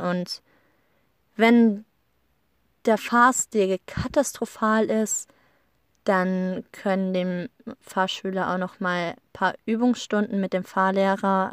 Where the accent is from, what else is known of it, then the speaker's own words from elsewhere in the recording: Germany; moved away as an adult; now in Iceland; bei uns in Deutschland